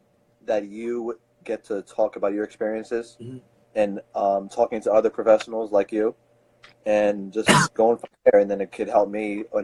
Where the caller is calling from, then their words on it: Philadelphia, Pennsylvania, United States; I'm calling from Philadelphia.